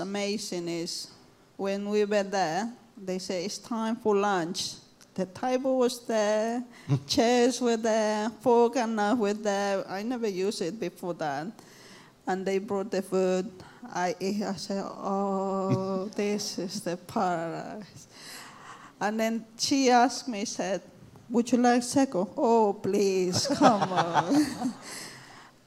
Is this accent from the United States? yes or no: no; Cochabamba, Bolivia; now in London, United Kingdom; I'm from Bolivia, Cochabamba. If anyone knows where it is, I'm from there